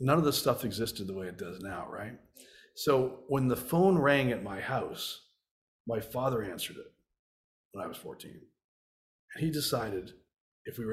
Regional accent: Canada; I grew up in Canada

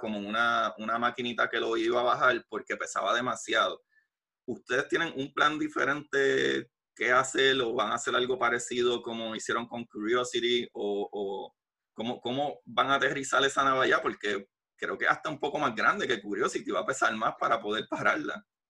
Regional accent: Puerto Rico; yo como puertorriqueño

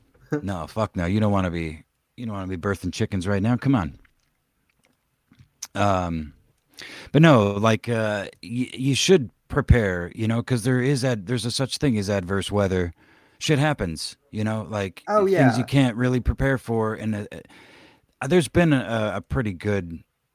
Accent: Oklahoma, United States; moved away; when I was growing up in Oklahoma

